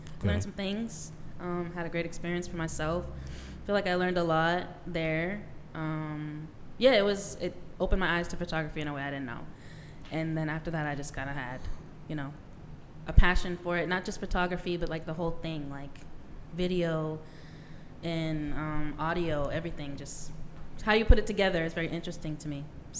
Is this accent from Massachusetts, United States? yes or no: yes; Boston, Massachusetts, United States; moved away; I'm from Dorchester, Massachusetts. Moved to a small town.